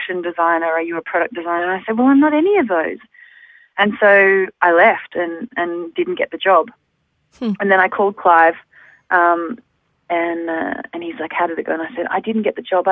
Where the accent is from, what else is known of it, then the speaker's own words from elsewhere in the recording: Melbourne, Victoria, Australia; moved away as an adult; also born or lived in London; now in Amsterdam, Netherlands; I'm from Melbourne, but I was actually born in London. So I have, dual citizenship. And I moved to Australia when I was 3 years old